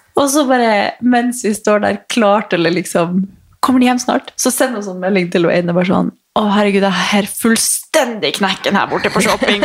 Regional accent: Northern Norway, Norway; jeg er nordlending

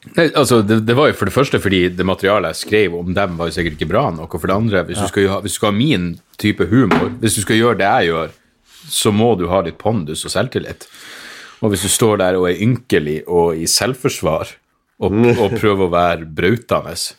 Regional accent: Narvik, Nordland, Norway; jeg vokste opp i Narvik

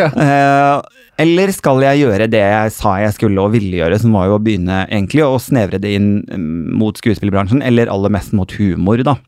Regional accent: Bodø, Nordland, Norway; now in Oslo, Norway; jeg er jo egentlig nordfra, så jeg har vært hjemme på Kjerringøy

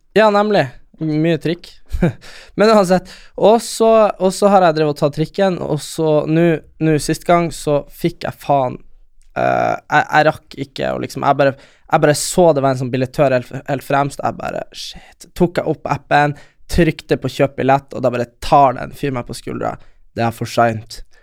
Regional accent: Lule Sami area, Nordland, Norway; der vi er fra, er det jo lulesamer, og de har ikke så mye rein. Det er mest fiske

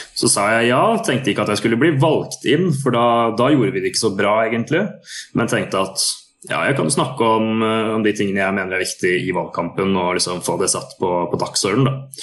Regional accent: Sarpsborg, Østfold, Norway; når jeg vokste opp i Sarpsborg

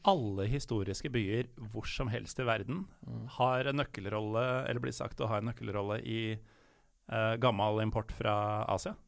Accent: Norway; jeg som nordmann

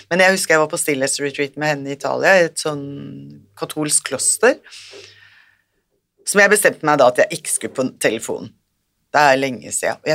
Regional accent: India; Jeg kommer fra India

